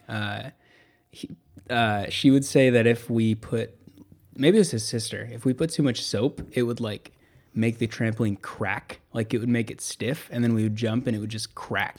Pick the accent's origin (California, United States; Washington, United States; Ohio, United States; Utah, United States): Washington, United States; Eastern; moved away; also born or lived in Portland, Oregon area; I grew up in Eastern Washington